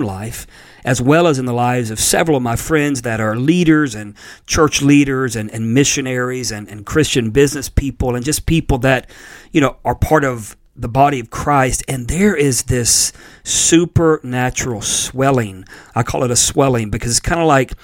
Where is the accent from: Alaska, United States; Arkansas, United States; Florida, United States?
Florida, United States; Pensacola; Brownsville in Pensacola, Florida, which is actually my hometown